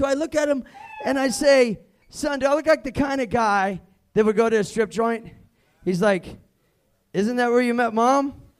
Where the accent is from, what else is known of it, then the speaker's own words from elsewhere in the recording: Kansas City, United States; by the way, I'm from Kansas City.